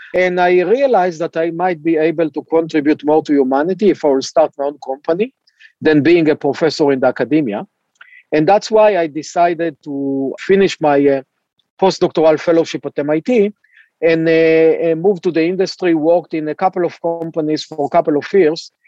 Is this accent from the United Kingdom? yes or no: no; Israel; moved away as an adult; also born or lived in Cambridge, Massachusetts, United States; I uh, was born and raised in Israel